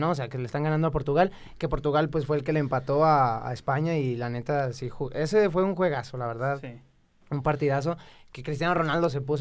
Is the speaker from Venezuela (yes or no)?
no; Mexico; somos mexicanos